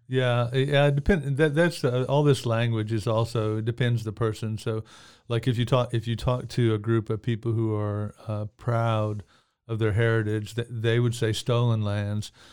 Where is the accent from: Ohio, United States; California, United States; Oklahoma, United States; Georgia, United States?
Oklahoma, United States; also born or lived in Anadarko, Oklahoma / Midwest City, Oklahoma / Lawton, Oklahoma; I grew up, uh, in Anadarko, Midwest City, Oklahoma City, Lawton